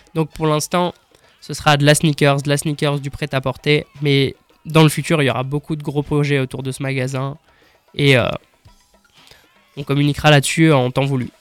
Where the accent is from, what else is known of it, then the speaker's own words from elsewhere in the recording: Strasbourg, Grand Est, France; En fait, j'ai grandi à Strasbourg. J'ai toujours été à Strasbourg